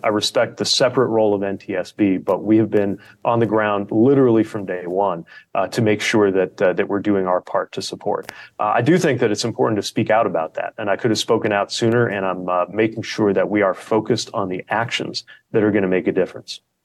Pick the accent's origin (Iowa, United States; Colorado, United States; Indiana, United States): Indiana, United States; South Bend; I was mayor of my hometown for eight years